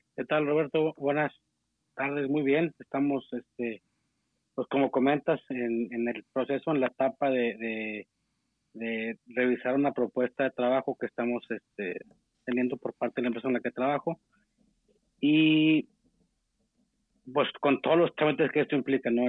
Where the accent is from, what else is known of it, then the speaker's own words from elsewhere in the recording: Saltillo, Coahuila, Mexico; yo soy de, Saltillo, Coahuila, este, norte de México.